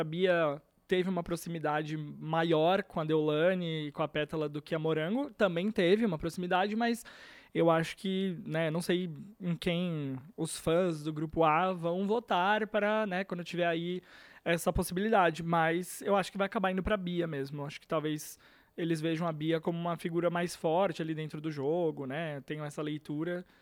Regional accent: Brazil; A gente é brasileiro

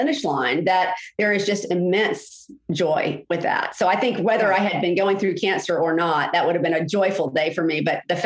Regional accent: Jacksonville, Florida, United States; I grew up in Jacksonville.

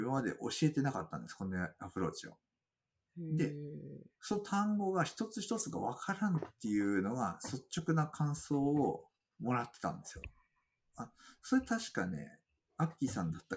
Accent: Fukui, Japan; 僕は福井県ですけど

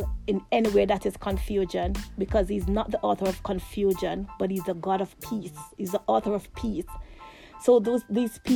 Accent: Jamaica; moved away; me growing up in Jamaica, I didn't have much

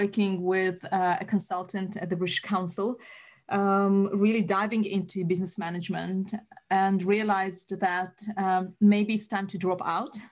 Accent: Uzbekistan; moved away as an adult; now in United Kingdom; I'm from Uzbekistan, Central Asia. So the very first uni I went to, aged 18, was Bukhara State University

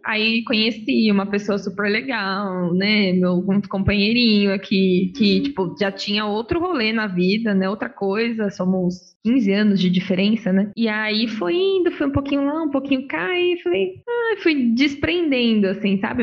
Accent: Osasco, São Paulo, Brazil; eu sou de Osasco

